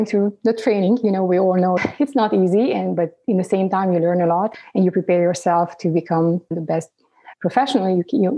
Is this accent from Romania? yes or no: yes; Transylvania, Romania; moved away as an adult; now in United States; Originally, I'm from Romania. I grew up, growing up, it was communism